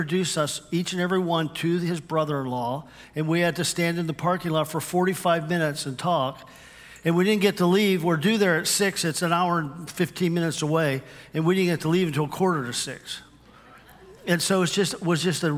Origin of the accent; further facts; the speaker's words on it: Western Pennsylvania, United States; accent: Western PA; moved away as an adult; also born or lived in Cuyahoga Falls, Ohio; where I grew up in Western Pennsylvania